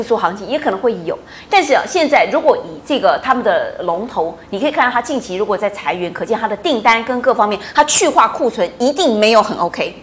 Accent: Taiwan; 我们台湾人

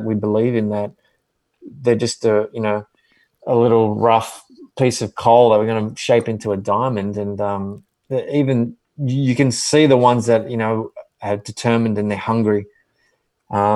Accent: Wollongong, New South Wales, Australia; moved away as an adult; also born or lived in Sydney; now in Nashville, United States; I'm from Wollongong

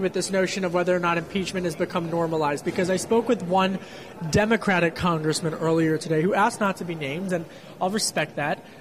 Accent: Delaware County, Pennsylvania, United States; I grew up in Delco

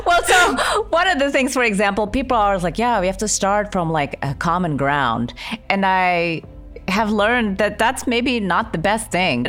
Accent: Indonesia; now in United States; I'm an immigrant. I grew up in Indonesia.

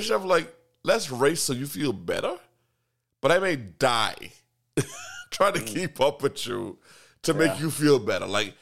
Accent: Bahamas; I'm from the Bahamas

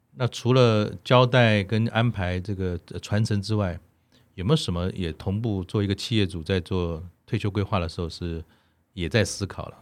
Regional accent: Taiwan; 我们五年级成长在台湾的时代

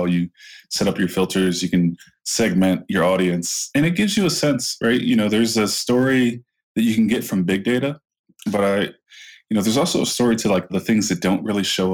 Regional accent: Lorain, Ohio, United States; my hometown, city like Lorain, Ohio

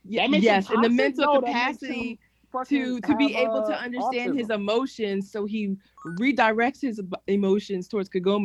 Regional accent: Philadelphia, Pennsylvania, United States; I'm from Philadelphia, PA.

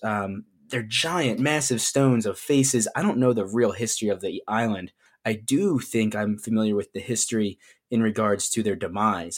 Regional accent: United States; I just happen to be born on this piece of land with the borders that constitute it as the United States.

